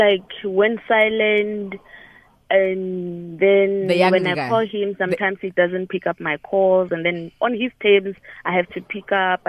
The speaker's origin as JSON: {"language": "English", "region": "Limpopo", "country": "South Africa", "said": "I'm from Limpopo."}